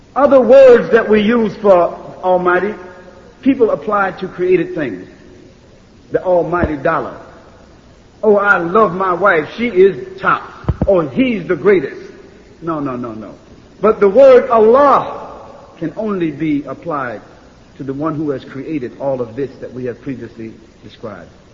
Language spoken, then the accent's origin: English; United States; I'm from America